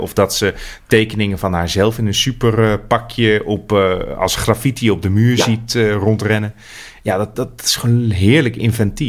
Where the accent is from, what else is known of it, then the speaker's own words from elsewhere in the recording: Netherlands; ik als Nederlander